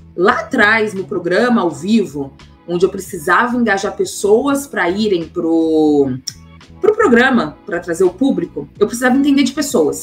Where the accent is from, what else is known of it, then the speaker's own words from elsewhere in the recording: Belo Horizonte, Minas Gerais, Brazil; moved away as an adult; also born or lived in São Paulo; eu sou de Belo Horizonte, nasci em Belo Horizonte, minha família é de Porteirinha, do norte de Minas